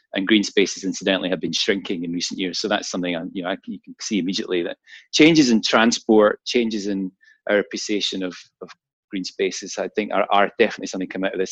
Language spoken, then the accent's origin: English; Glasgow, Scotland, United Kingdom; my hometown in Glasgow.